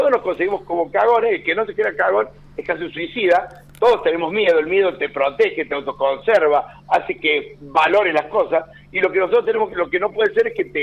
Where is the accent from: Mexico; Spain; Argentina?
Argentina; Río Cuarto, Córdoba; moved away; Claro, de Río Cuarto hasta la muerte